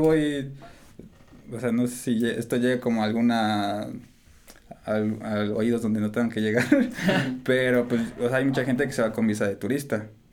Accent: Mexico; also born or lived in United States

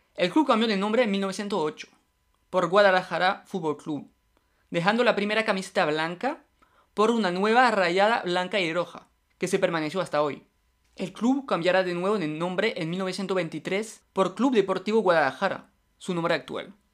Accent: France; yo soy francés

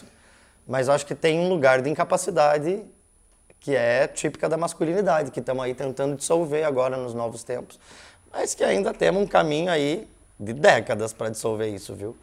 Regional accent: Curitiba, Paraná, Brazil; also born or lived in Brasília; Então eu vim bem pequeno para cá, né? Minha irmã já era maiorzinha, mas eu vim com um ano e pouquinho para cá. E aí, né, dentro de uma família curitibana mesmo, então digo que sim, nasci em Brasília, mas de fato eu sou curitibano

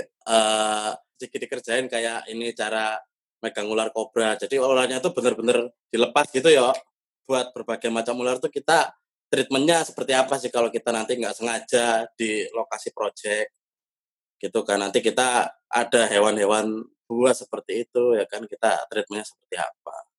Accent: Surabaya, East Java, Indonesia; now in Jakarta, Indonesia; keluargaku dewe, sing nang Surabaya apa kampungku

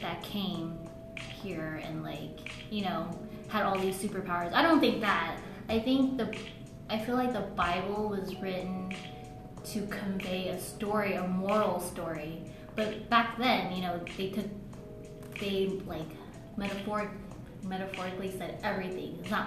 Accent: United States; I'm from America

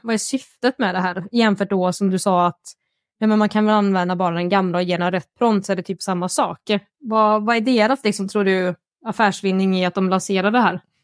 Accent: Värmland, Sweden; jag är värmlänning

